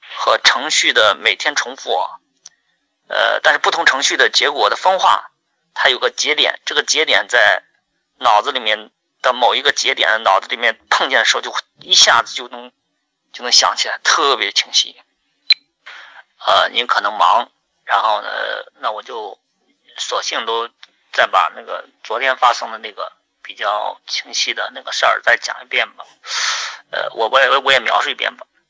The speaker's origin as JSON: {"language": "Chinese", "region": "Henan", "country": "China", "tie": "born or raised there", "said": "我的老家，啊，就是新乡跟郑州中间的一个县城"}